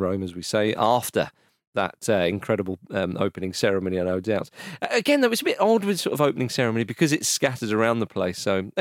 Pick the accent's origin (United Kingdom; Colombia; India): United Kingdom; England; an English person